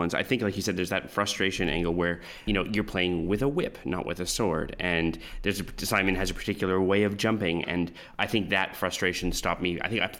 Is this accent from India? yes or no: no; Canada; I grew up all over Canada.